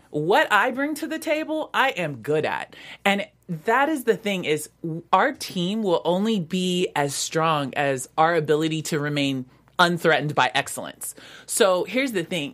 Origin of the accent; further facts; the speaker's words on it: Vancouver, Washington, United States; growing up in Vancouver, Washington